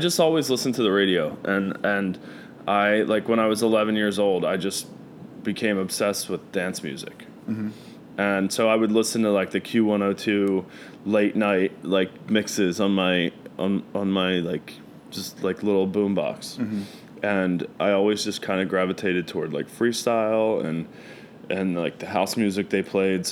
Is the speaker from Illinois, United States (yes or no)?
no; Philadelphia, Pennsylvania, United States; accent: Philly; also born or lived in Trevose, Pennsylvania / Langhorne, Pennsylvania; I grew up in Northeast Philly, and that's where, if I drink a lot, that's when that accent comes out